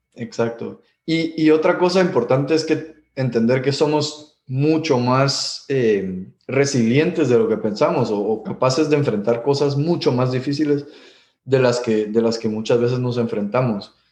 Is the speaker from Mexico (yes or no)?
no; Guatemala; moved away as an adult; also born or lived in Miami; crecimos en Guatemala